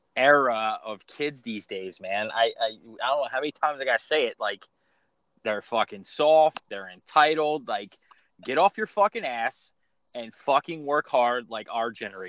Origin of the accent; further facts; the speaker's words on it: Philadelphia, Pennsylvania, United States; I'm from Philadelphia, growing up a Flyers fan